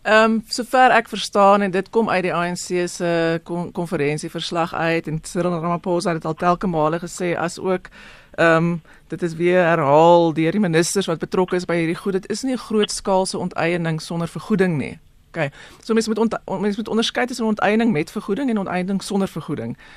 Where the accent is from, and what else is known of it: South Africa